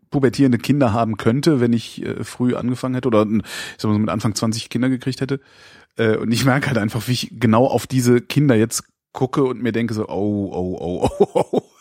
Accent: Lünen, North Rhine-Westphalia, Germany; Ich komme aus Lünen

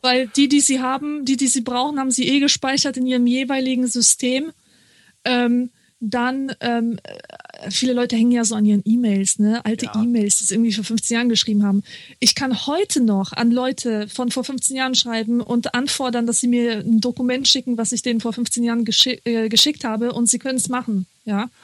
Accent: Marburg, Hesse, Germany; moved away; ich komme ja aus Marburg, also da ja. habe ich ja gewohnt

